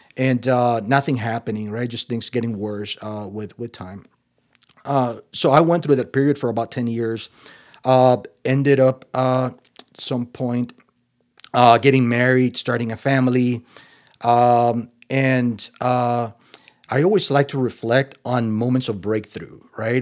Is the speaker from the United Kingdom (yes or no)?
no; Nicaragua; moved away; also born or lived in Costa Rica / Minnesota; I was born in the Central American country of Nicaragua